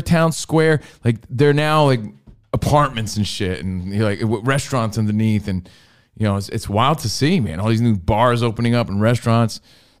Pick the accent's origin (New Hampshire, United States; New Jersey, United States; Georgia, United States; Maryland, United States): New Jersey, United States; Union; my hometown of Union, New Jersey